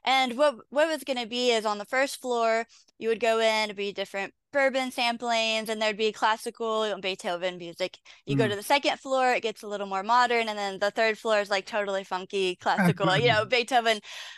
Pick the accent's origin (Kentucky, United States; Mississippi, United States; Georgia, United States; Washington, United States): Kentucky, United States; All over Kentucky. I a bunch of little towns you would have never heard of. But the majority of my life I've been in Louisville.